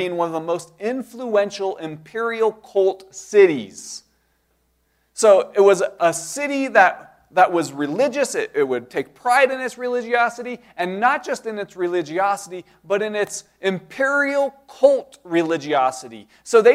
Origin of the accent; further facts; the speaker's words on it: United States; as American Christians